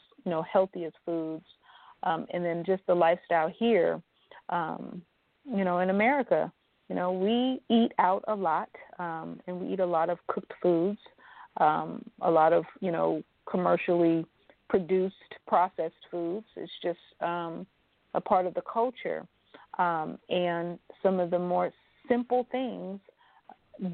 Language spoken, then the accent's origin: English; Los Angeles, California, United States; moved away as an adult; now in Atlanta, United States; growing up in Los Angeles, California